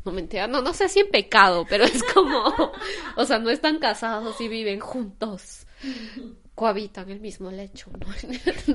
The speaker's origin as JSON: {"language": "Spanish", "town": "Quito", "region": "Pichincha", "country": "Ecuador", "moved": "as an adult", "lives_now": "Germany", "said": "de Quito, Ecuador, que es de donde vengo"}